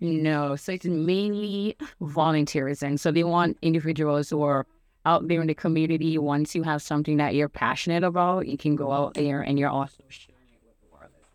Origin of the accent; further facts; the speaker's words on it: Jamaica; now in United States; I'm originally from Jamaican